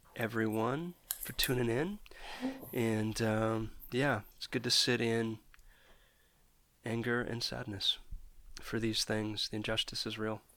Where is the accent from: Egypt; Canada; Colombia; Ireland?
Canada; I'm a Canadian